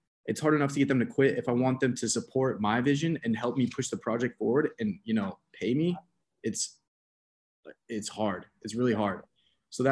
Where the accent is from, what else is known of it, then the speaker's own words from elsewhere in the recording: Atlanta, Georgia, United States; I'm from Atlanta. Me and my buddy from Atlanta are actually building a marketing agency